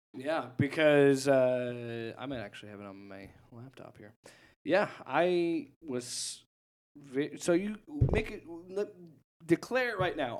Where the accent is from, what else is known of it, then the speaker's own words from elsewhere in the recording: Omaha, Nebraska, United States; Omaha, my, my home state, Omaha, Nebraska